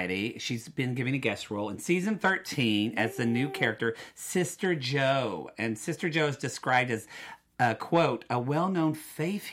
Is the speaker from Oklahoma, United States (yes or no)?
yes; Oklahoma, United States; I'm from Oklahoma. We didn't really get good schooling